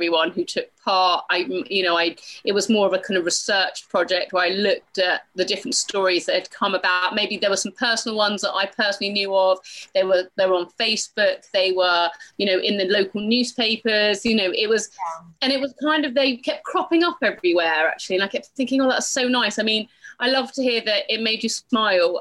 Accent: United Kingdom; I'm British

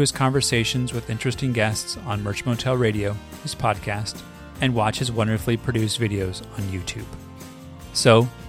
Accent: Los Angeles, California, United States; So I grew up in Griffith Park, so not too far. And so I was always fascinated by Pasadena as a visitor, and I live here now.

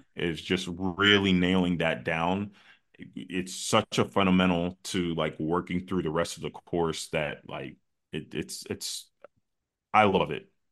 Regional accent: United States; also born or lived in Chicago; my parents come from another country. I was born in the States

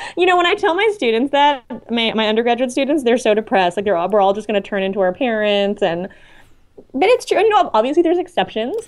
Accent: Canada; moved away; I'm Canadian

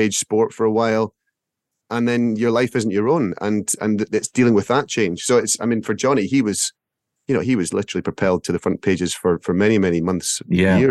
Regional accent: Scotland, United Kingdom; as a Scot

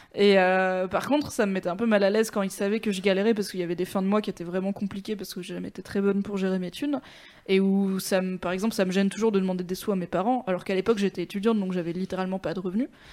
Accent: Valence, Auvergne-Rhône-Alpes, France; j'ai grandi à Valence dans la Drôme, c'est pas fou non plus

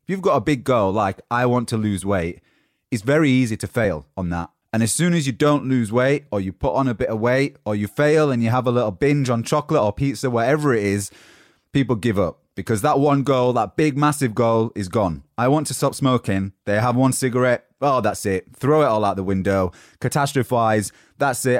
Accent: Yorkshire and the Humber, United Kingdom; accent: Yorkshire; my Yorkshire accent from the north of England

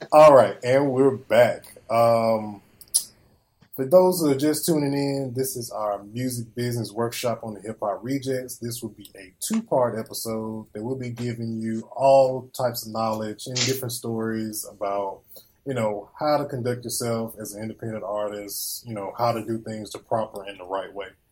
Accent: Greenville, Mississippi, United States; born or raised there

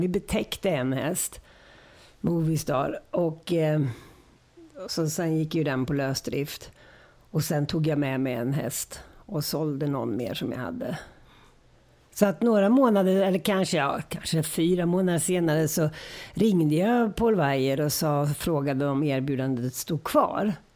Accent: Gothenburg, Västra Götaland, Sweden; also born or lived in Örebro; Och sen flyttade vi till Göteborg och då var det Gamla Bö, ridskolan i Göteborg.

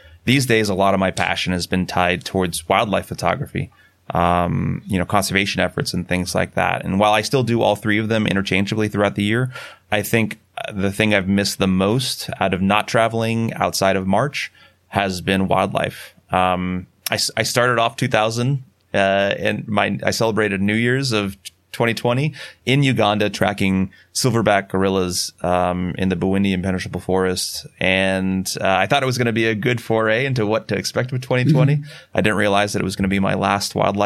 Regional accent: Sierra Nevada mountains around Yosemite, California, United States; moved away; also born or lived in Boulder, Colorado; I grew up in the Sierra Nevada mountains around Yosemite

